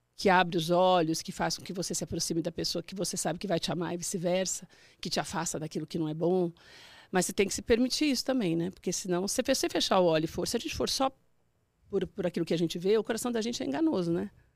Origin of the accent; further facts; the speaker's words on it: Mauá, São Paulo, Brazil; São Paulo mesmo, sou de São Paulo, sou do ABC.